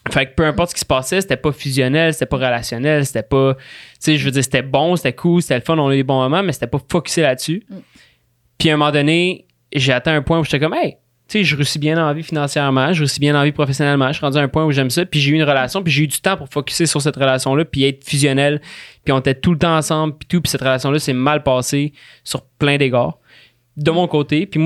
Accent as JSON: {"language": "French", "region": "Valais", "country": "Switzerland", "moved": "yes", "said": "quand je suis parti de Valais, j'ai fait une coupure."}